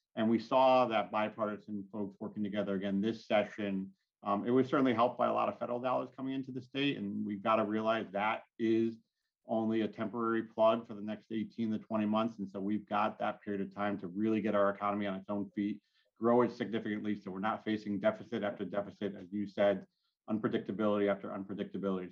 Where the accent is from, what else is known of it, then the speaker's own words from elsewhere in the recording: Southington, Connecticut, United States; also born or lived in Durham, Connecticut; I'm born and raised in Southington